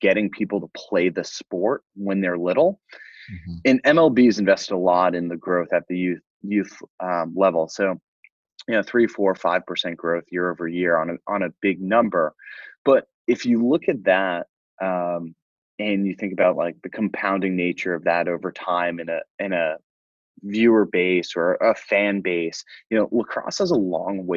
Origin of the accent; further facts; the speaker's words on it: Fire Island, Long Island, New York, United States; I grew up on Fire Island, which is a small resort island off the south shore of Long Island